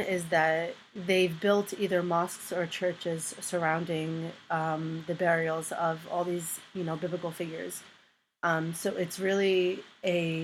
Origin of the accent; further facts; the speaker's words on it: United States; also born or lived in Palestine; I spent most of my life as an American citizen living here